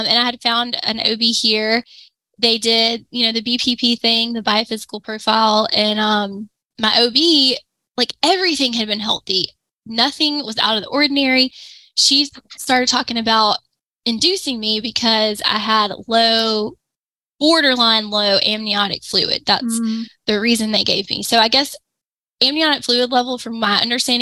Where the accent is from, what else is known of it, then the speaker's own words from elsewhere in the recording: Pensacola, Florida, United States; moved away as an adult; also born or lived in Gainesville, Florida; move back to Pensacola, which is where I'm from